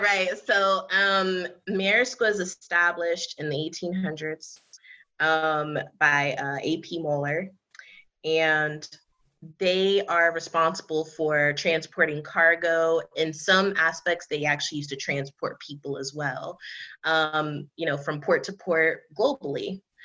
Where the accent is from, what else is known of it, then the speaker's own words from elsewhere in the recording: New York City, New York, United States; also born or lived in near Charlotte, North Carolina; now in Charlotte area, North Carolina, United States; I'm originally from the Bronx, New York, um, but currently I'm residing um, in a small city outside of the Charlotte, North Carolina area.